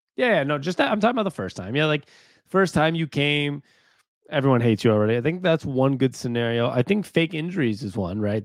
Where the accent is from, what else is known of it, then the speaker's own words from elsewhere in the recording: Seattle, Washington, United States; now in Arizona, United States; we grew up in Seattle